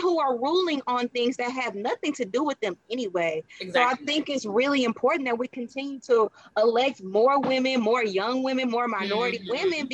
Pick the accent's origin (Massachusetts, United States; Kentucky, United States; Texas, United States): Texas, United States; Dallas; I'm from Dallas, Texas